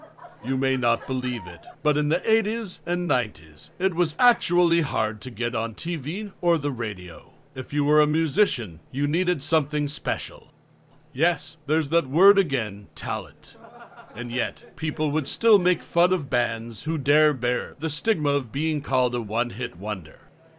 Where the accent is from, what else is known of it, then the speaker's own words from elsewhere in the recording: Canada; now in France; I grew up in Canada, but I live on an island now, just off the coast of France.